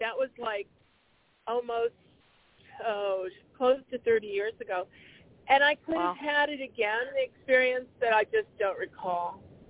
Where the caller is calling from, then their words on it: Arizona, United States; This is …, and I just wanted to contribute. Oh, Arizona.